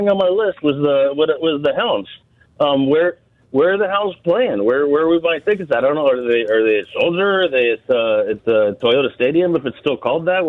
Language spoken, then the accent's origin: English; Denver, Colorado, United States; now in Northwest Indiana, United States; I'm a Denver fan by heart. I was born and raised in Denver.